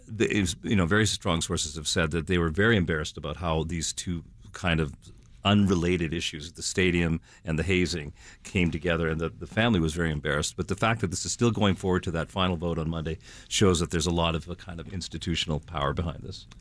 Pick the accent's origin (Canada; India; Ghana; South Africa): Canada; now in Chicago, United States; I'm Canadian